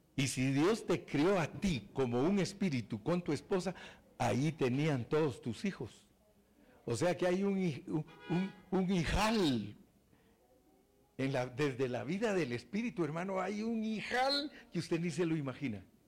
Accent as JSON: {"language": "Spanish", "country": "Guatemala", "said": "Yo vengo de Guatemala"}